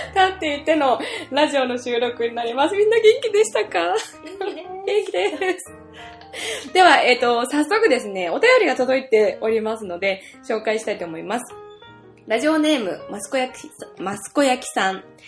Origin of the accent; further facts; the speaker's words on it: Sayama, Saitama, Japan; now in Yokohama, Japan; 私の地元はですねここ埼玉県狭山市なので、えー、所沢から本当すぐ近いところで生まれ育ったんですけれども今横浜に住んでまして